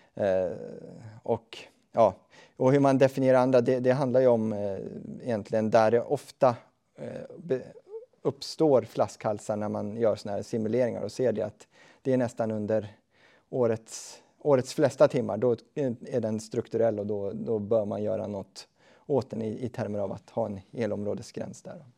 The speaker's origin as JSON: {"language": "Swedish", "town": "Östhammar", "region": "Uppsala County", "country": "Sweden", "said": "jag kommer ju själv från Östhammars kommun"}